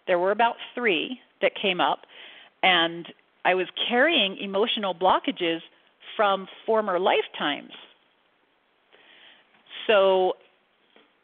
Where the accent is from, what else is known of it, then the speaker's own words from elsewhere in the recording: Central Florida, United States; I grew up in Central Florida